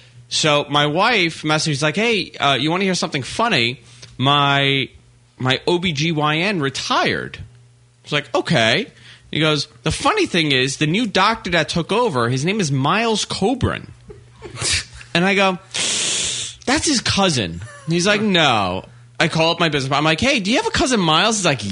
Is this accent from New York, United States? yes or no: yes; New York City, New York, United States; growing up in Queens